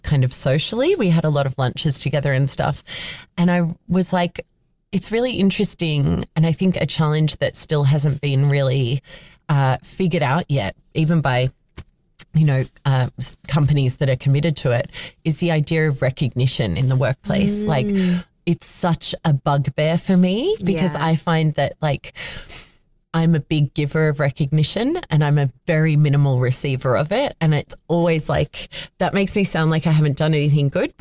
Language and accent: English; Australia; I was Australian and we were in Australia